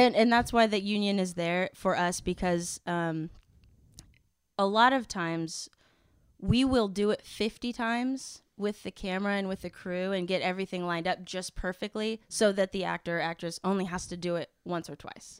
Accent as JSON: {"language": "English", "region": "Kansas", "country": "United States", "tie": "born or raised there", "moved": "as an adult", "lives_now": "Los Angeles, United States", "said": "growing up in Kansas."}